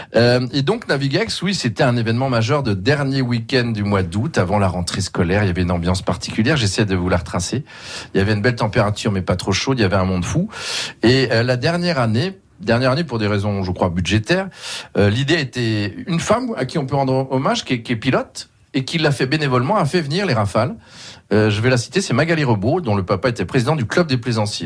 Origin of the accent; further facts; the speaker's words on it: Aix-les-Bains, Auvergne-Rhône-Alpes, France; also born or lived in Sallanches, Haute-Savoie; en tant que Savoyard d'Aix-les-Bains